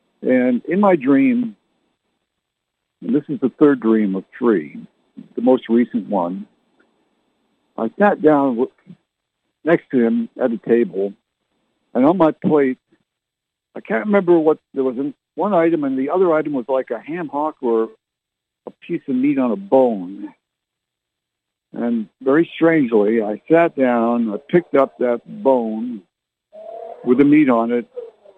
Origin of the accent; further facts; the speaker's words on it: Canada; also born or lived in Barrie / Halifax / Fredericton / Ottawa; now in San Antonio, United States; I was born and raised in Canada. I was born in Barrie, lived in Halifax, Nova Scotia, Oamacto, and Fredericton, New Brunswick, and Ottawa, Canada.